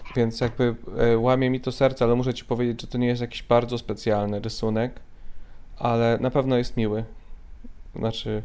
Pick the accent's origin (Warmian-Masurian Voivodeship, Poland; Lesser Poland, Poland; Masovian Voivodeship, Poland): Warmian-Masurian Voivodeship, Poland; Mrągowo; moved away; Ja jestem z Mrągowa oryginalnie, z Mazur.